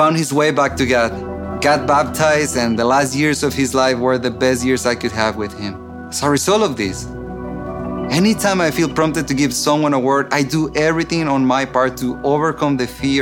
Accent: Mexico; moved away; I grew up in Mexico in a dysfunctional family

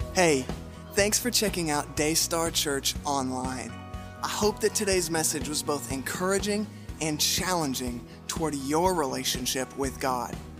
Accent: the Bible Belt, the South, United States; we grew up in the Bible Belt, most of us have some church history

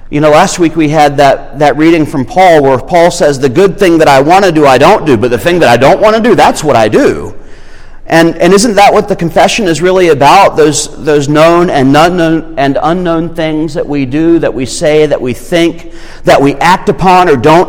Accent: Irmo, South Carolina, United States; I'm from Irmo

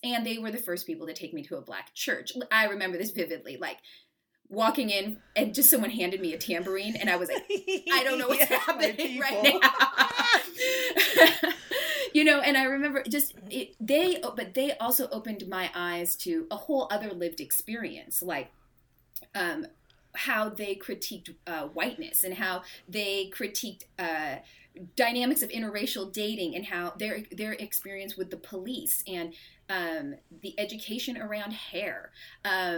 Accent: Seattle, Washington, United States; grew up in the suburbs of Seattle in the late 70s and early 80s

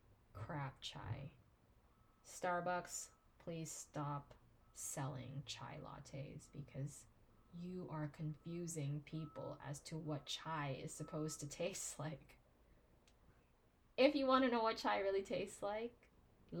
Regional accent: Philippines; As a Filipino married to an Indian

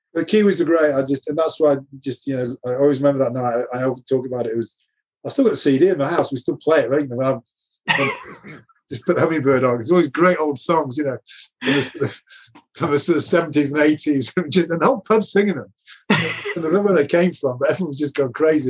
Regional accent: England, United Kingdom; as an Englishman

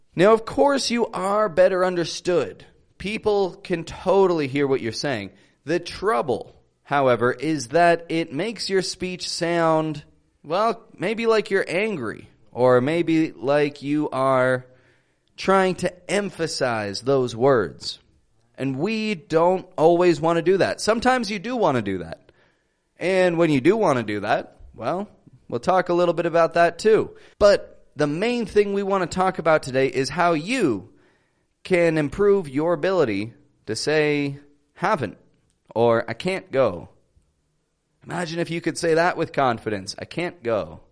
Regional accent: Toronto, Ontario, Canada; accent: Canadian; I am from Toronto, Canada

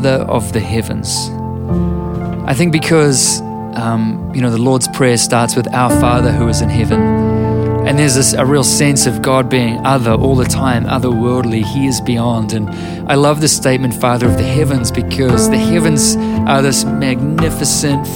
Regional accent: New Zealand

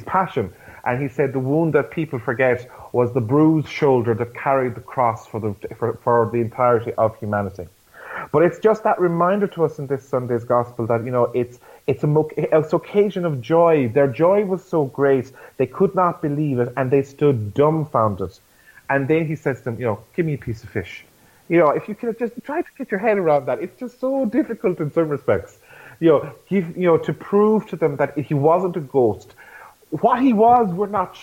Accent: Ireland; as an Irish church and as Irish Catholics

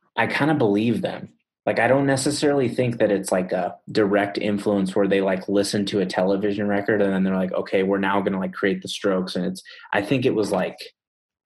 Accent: San Diego, California, United States; moved away as an adult; also born or lived in Provo, Utah (BYU); growing up in Southern California, right, for me personally, like when I was 14

